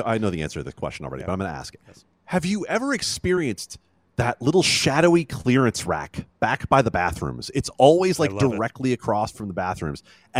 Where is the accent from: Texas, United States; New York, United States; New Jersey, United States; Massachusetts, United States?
New York, United States; Mount Kisco; I grew up in a restaurant. No, I grew up in the White Horse in Mount Kisco, New York.